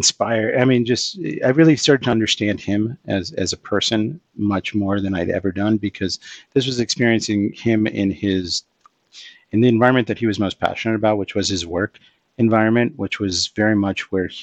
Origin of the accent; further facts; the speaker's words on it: Los Angeles, California, United States; moved away as an adult; also born or lived in New York City; I grew up skateboarding in Los Angeles